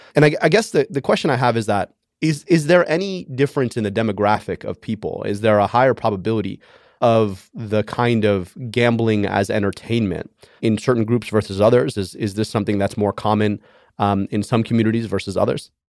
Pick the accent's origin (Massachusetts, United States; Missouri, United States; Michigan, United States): Michigan, United States; my home state of Michigan